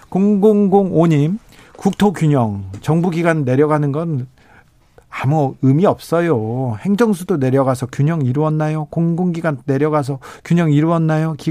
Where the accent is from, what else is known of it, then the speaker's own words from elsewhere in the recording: Seoul, South Korea; 어렸을 때 부산 가면 예. 부산 가면 그 서울에서 왔다고